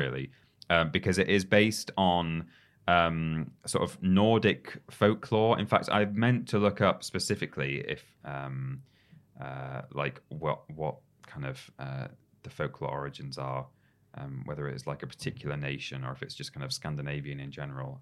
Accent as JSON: {"language": "English", "region": "England", "country": "United Kingdom", "said": "as a an English person"}